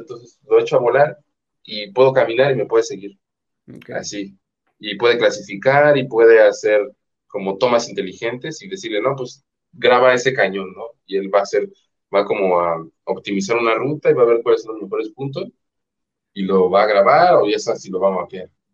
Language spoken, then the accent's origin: Spanish; Mexico; soy mexicana